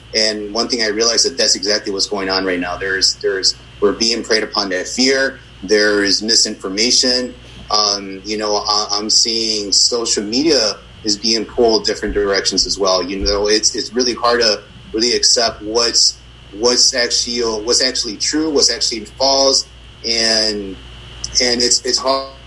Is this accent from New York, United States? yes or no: no; Chicago, Illinois, United States; I'm from Brighton Park, which is kind of a, a sleepy, a sleepy yet violent neighborhood